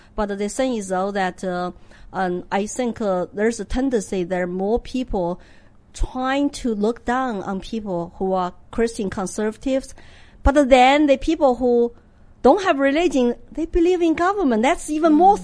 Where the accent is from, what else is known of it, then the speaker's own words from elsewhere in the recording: Sichuan, China; English is a second language; moved away as an adult; also born or lived in Austin, Texas / Hong Kong; now in United States; I'm from Sichuan